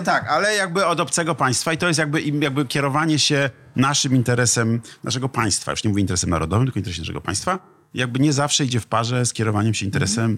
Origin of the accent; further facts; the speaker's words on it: Poland; also born or lived in Ecuador; można być Polakiem, mieć ojca z Ekwadoru, mieć hiszpańskie nazwisko